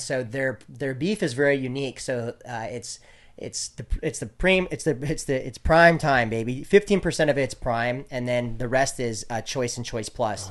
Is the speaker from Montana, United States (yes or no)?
yes; Great Falls, Montana, United States; my hometown in Great Falls, Montana